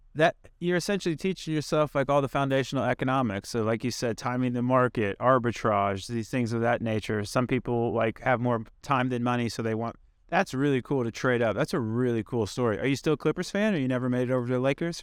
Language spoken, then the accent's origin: English; Indiana, United States; I grew up in Indiana